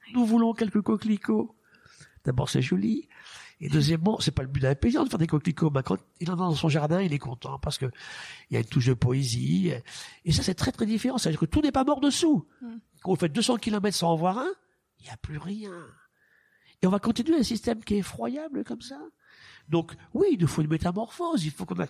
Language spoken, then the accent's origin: French; France; chez nous en France